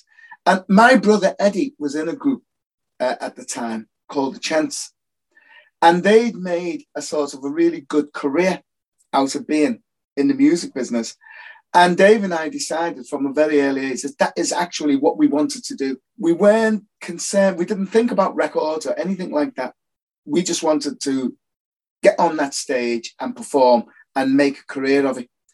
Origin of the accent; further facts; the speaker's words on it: Liverpool, North West England, United Kingdom; I grew up in Toxteth in Liverpool.